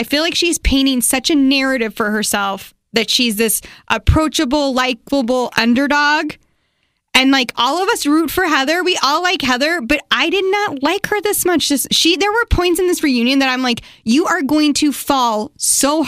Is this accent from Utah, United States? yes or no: yes; Utah, United States; I'm from Utah. I say Utah.